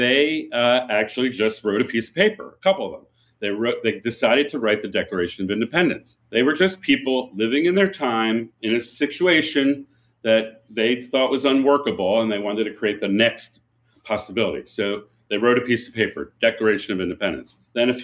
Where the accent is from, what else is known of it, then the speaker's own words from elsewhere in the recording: Philadelphia, Pennsylvania, United States; I grew up in Philadelphia